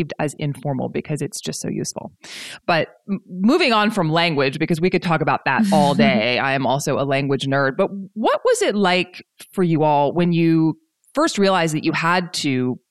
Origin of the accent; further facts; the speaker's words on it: the South, United States; growing up in the South too